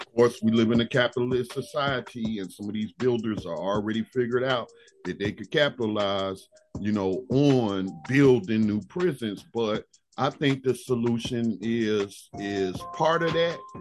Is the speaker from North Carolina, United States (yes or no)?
yes; North Carolina, United States; my home state of North Carolina